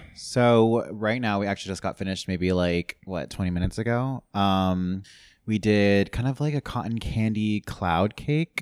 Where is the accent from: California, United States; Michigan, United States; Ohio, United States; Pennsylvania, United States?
California, United States; San Clemente; moved away as an adult; also born or lived in Los Angeles; I'm from Orange County originally, um, from San Clemente, Dana Point